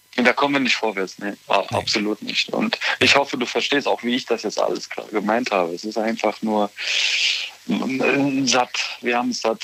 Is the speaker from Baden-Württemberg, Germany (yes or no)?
no; Bonn, North Rhine-Westphalia, Germany; moved away as an adult; also born or lived in Nuremberg; now in Eifel, Germany; ich komme eigentlich ursprünglich aus Bonn.